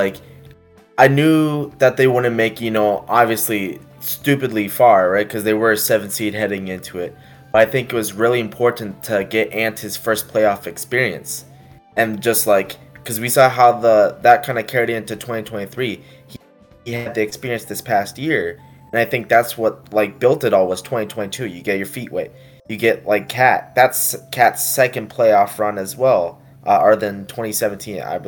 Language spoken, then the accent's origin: English; Minnesota, United States; I'm from Minnesota